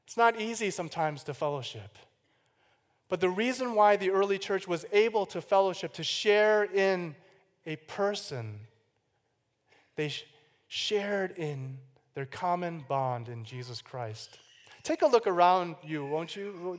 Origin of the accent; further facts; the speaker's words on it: Chicago, Illinois, United States; I was born in Chicago, Illinois, the oldest of three boys